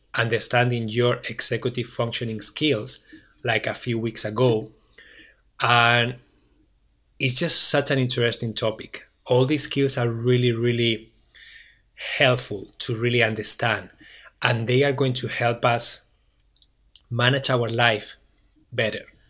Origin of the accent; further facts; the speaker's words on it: Barcelona, Catalonia, Spain; English is a second language; now in Waterloo, Canada; I am originally from Barcelona, Spain.